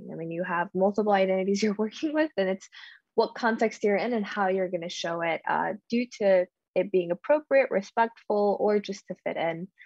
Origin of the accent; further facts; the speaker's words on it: Nashville, Tennessee, United States; also born or lived in Guam / Salt Lake City; I am from Nashville, Tennessee. My family is uh, specifically from Amidi, and I go back and I travel there every couple years.